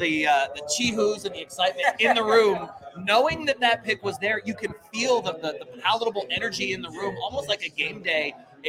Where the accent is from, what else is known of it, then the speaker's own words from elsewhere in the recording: New Zealand; now in Utah, United States; I grew up in New Zealand.